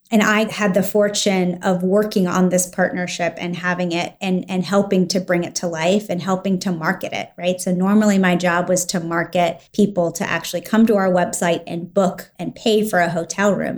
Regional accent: Washington, District of Columbia, United States; I grew up in the Washington, D C area

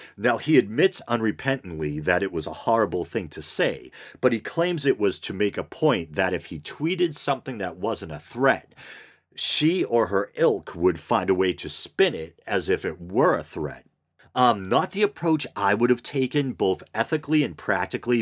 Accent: United States; as an American

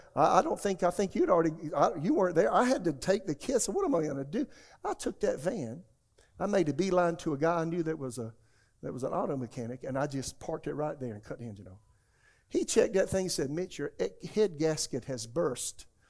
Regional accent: Florence, South Carolina, United States; moved away as an adult; also born or lived in Tulsa, Oklahoma / Raleigh, North Carolina; my hometown, Florence, South Carolina

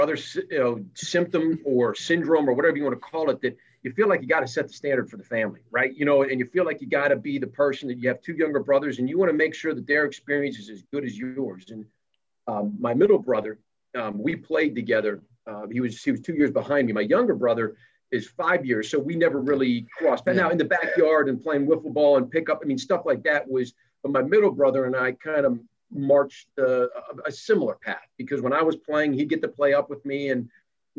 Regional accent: State College, Pennsylvania, United States; I grew up in State College

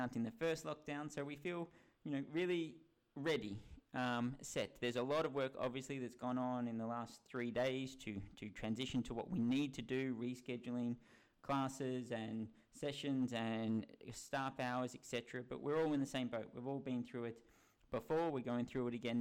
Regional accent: Melbourne, Victoria, Australia; now in United Kingdom; my home country of Australia and my home state of Melbourne in Victoria

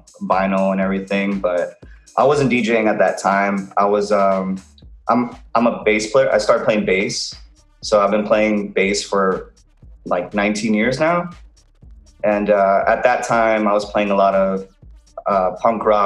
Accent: McAllen, Texas, United States; moved away as an adult; now in Los Angeles, United States; I'm originally from McAllen, Texas. It's deep in South Texas in an area known as the Rio Grande Valley. And I lived there for pretty much most of my life

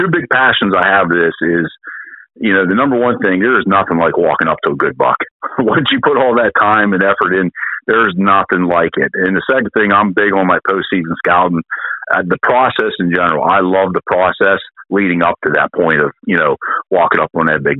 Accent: Southwest Pennsylvania, United States; I'm from Southwest Pennsylvania

